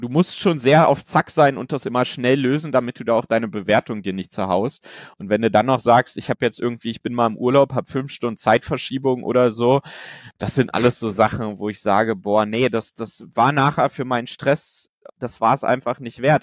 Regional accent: Bernau, north of Berlin, Brandenburg, Germany; das war in Bernau, das ist hier äh, nördlich von Berlin, ähm, auch die Ecke, wo ich herkomme

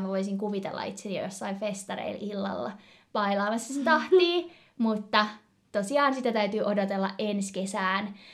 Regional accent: Turku, Southwest Finland, Finland; also born or lived in Kouvola; Me ollaan itse asiassa ää, ihan pienenä asuttu Kouvolassa ja sieltä niinku ihan alun perin kotoisin. Vaikka kyllä me molemmat varmaan lasketaan itsemme turkulaiseksi

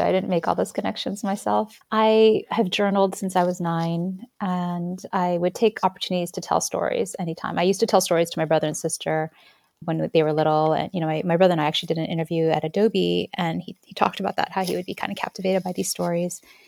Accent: United States; the things that I was learning in the United States, like, you know, going through a very patriotic public school system

